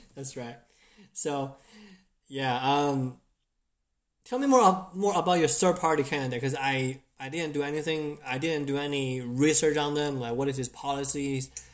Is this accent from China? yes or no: yes; China; now in United States; I grew up in China